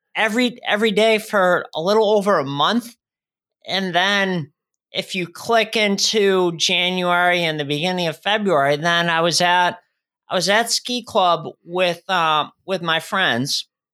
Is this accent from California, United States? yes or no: no; Shrewsbury, Massachusetts, United States; moved away as an adult; also born or lived in Worcester, Massachusetts; now in Rhode Island, United States; I grew up in, uh, Shrewsbury, Mass. I was born in Worcester, Mass, right next door to that.